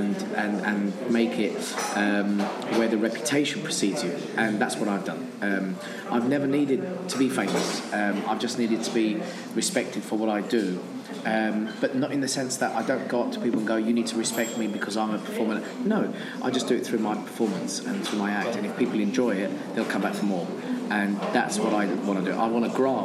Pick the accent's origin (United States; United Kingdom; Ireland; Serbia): United Kingdom; England; I was born and raised in England. Okay. My parents were born in Armenia